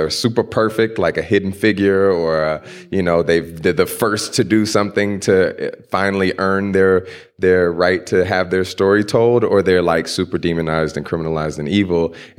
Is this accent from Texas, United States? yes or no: yes; Houston, Texas, United States; The last slaves were in Galveston, which is right outside of where I grew up in Houston.